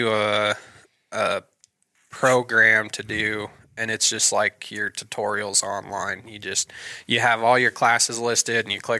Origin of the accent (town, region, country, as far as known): Idaho Falls, Idaho, United States; born or raised there; also born or lived in Roberts, Idaho / Osgood, Idaho